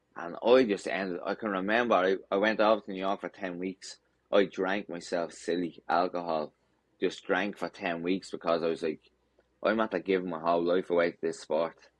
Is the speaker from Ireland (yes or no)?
yes; Dublin, Leinster, Ireland; my hometown of Dublin